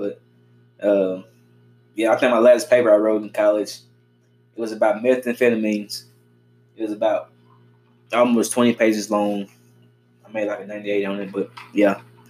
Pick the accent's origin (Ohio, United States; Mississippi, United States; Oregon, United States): Mississippi, United States; Pontotoc; also born or lived in Oklahoma, Mississippi; now in Oxford, United States; Originally from Oklahoma, Mississippi. Small town, Oklahoma, Mississippi.